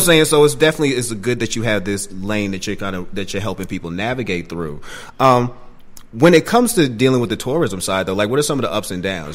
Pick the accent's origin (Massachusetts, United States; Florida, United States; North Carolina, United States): Massachusetts, United States; Boston; my state, Massachusetts, I'm from Boston